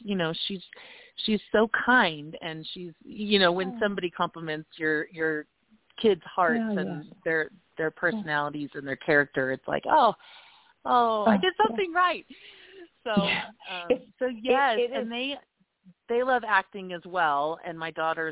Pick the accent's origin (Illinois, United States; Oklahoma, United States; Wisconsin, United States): Oklahoma, United States; Tulsa; moved away as an adult; also born or lived in Los Angeles, California; now in Colorado Springs, United States; I grew up in Oklahoma